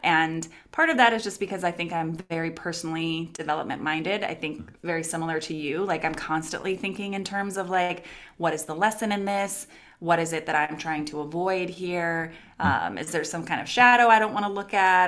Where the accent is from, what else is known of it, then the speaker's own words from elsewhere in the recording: Los Angeles, California, United States; moved away as an adult; now in Portland, United States; I moved from Los Angeles, California, which is where I'm from, to Portland, Oregon.